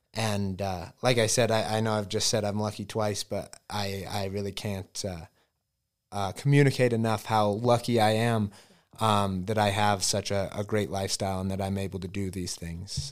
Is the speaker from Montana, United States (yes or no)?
yes; Elk Park, Montana, United States; I grew up actually outside of Butte in Elk Park, Montana.